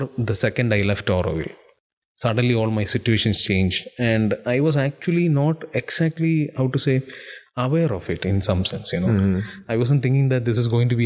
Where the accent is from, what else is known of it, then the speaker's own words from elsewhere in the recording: Dubai, United Arab Emirates; moved away; I was born and brought up in Dubai